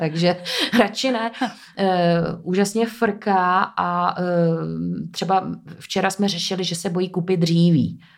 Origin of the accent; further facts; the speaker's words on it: Ústí nad Labem, Ústí nad Labem Region, Czechia; moved away as an adult; also born or lived in Prague; now in České Středohoří, Czech Republic; já jsem původně z Ústí nad Labem